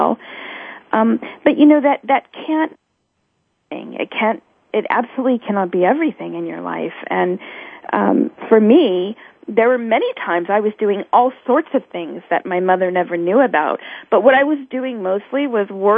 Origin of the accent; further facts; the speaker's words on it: San Francisco Bay Area, California, United States; I grew up in San Francisco Bay Area